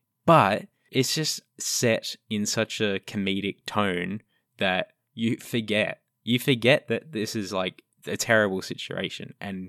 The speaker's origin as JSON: {"language": "English", "country": "Australia", "said": "I'm allowed to say it. I'm Australian."}